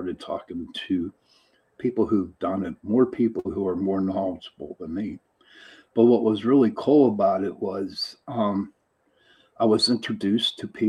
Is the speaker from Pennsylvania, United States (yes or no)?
yes; Pittsburgh, Pennsylvania, United States; I'm from Pittsburgh, Pennsylvania